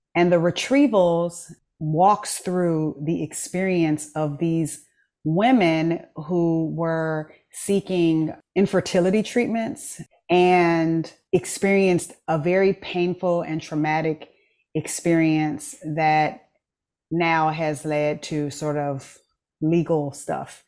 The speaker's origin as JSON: {"language": "English", "country": "United States", "said": "as an American who doesn't speak French"}